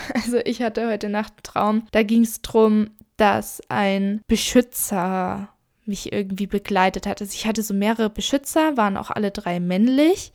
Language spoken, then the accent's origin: German; Germany; wenn ich zurückkomme nach Deutschland? Mein Heimatort war immer sehr verbunden mit mir